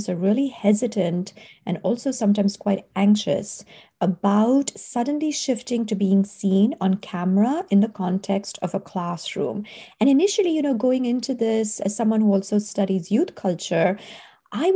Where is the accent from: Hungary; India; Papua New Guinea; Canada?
India; moved away as an adult; now in United States; I grew up in India, and I came to college in the US.